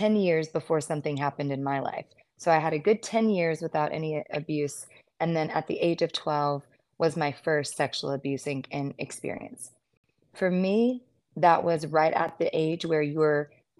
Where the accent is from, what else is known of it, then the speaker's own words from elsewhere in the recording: United States; also born or lived in Mississippi / Arkansas; I was in Deep South Mississippi, and I grew up there in Arkansas.